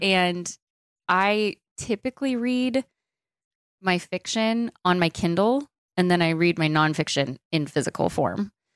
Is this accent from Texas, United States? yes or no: yes; Dallas, Texas, United States; I was born and raised in Dallas, Texas, and I still currently live here